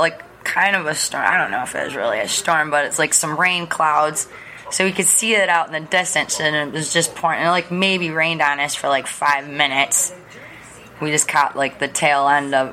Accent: Michigan, United States; I'm from Michigan. I'm very, very familiar with Detroit

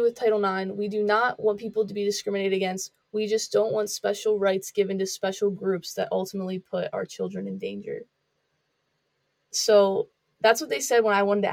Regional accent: Northumberland County, Pennsylvania, United States; where I'm from Northumberland County, Pennsylvania

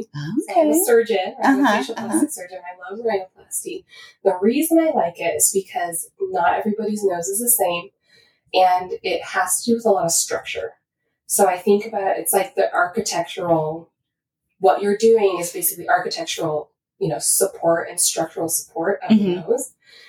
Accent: Washington, United States; I mean, I'm from Washington originally, but I moved out there just for that.

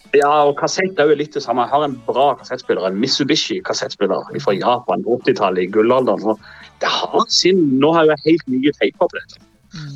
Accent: Norway; accent: local Norwegian dialect of this district; på min dialekt

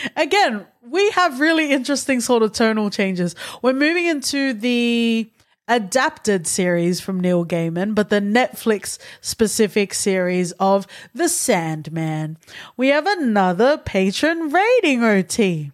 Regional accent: Australia; I, as an Australian born Tongan

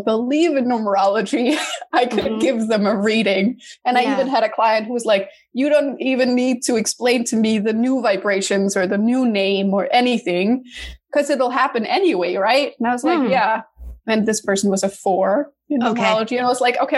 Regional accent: Denmark; also born or lived in New York, United States; now in Los Angeles, United States; I'm originally from Denmark, but now I live in LA after a couple of years in New York

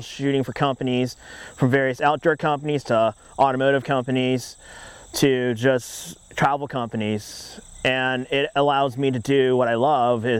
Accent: Orange County, California, United States; I am born and raised in Orange County, California

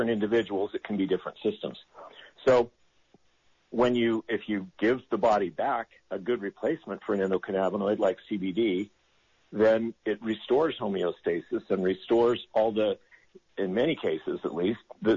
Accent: Utah, United States; moved away; I grew up here in Utah

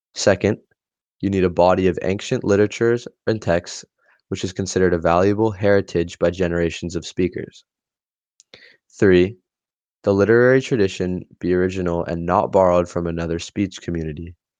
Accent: India; Being Indian, myself

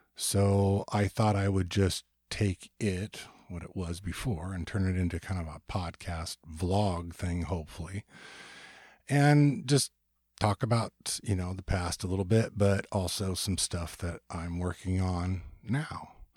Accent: Ventura, California, United States; moved away; also born or lived in Portland; I moved from Portland back to my hometown of Ventura, California, in two thousand and four

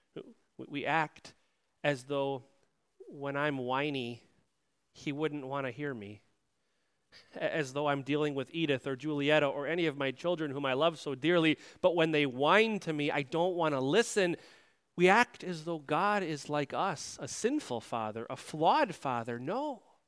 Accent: United States; as Americans

